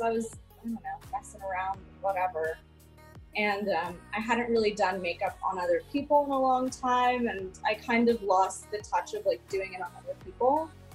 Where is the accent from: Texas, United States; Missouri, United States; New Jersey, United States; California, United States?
California, United States; Los Angeles; grew up in Venice, which is kind of wild